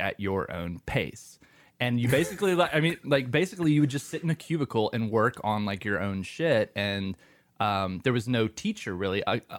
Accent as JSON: {"language": "English", "town": "Shelby", "region": "North Carolina", "country": "United States", "tie": "born or raised there", "also_born_or_lived": "Maryland", "said": "We met when I moved from Maryland to Shelby, to North Carolina."}